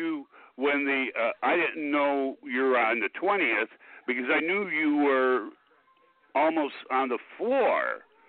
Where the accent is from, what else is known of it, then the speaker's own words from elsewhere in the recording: Chicago, Illinois, United States; Since I'm from Chicago